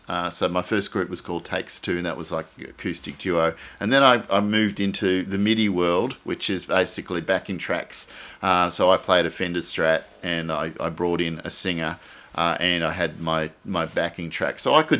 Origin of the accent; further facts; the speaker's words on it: Australia; Generally, I love Australian songs because I identify as Australian. It's probably my strongest identity. As you know, I'm part of this country.